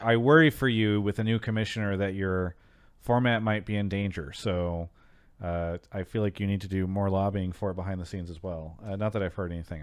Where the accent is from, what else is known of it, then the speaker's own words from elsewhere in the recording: Temecula, California, United States; I grew up, uh, for s, many years in Temecula